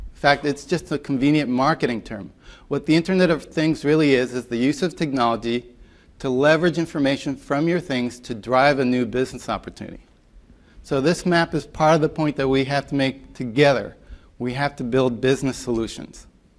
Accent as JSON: {"language": "English", "region": "New York", "country": "United States", "said": "I am from New York, so."}